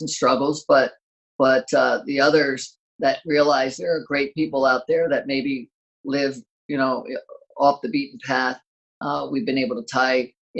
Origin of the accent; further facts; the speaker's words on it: Maryland, United States; moved away as an adult; now in California, United States; I grew up in Maryland, and as soon as I graduated college, me and a buddy drove out to California.